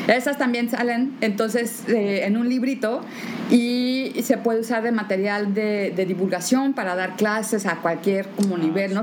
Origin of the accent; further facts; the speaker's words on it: Mexico; yo soy la única mexicana